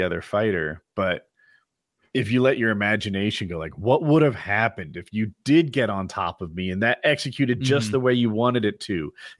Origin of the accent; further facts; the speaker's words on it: Northeast, United States; I'm from the Northeast.